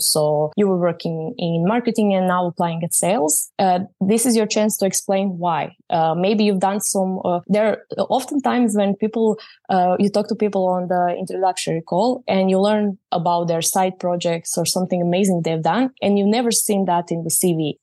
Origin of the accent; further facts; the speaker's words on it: Croatia; I'm from Croatia